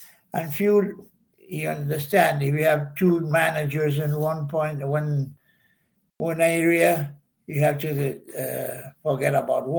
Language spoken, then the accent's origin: English; Buenos Aires, Argentina; moved away as an adult; now in Buzios, Brazil; I was born in Argentina, Buenos Aires.